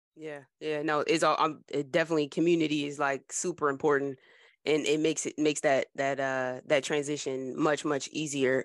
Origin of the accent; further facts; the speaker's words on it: New Jersey, United States; I'm proud to be from Jersey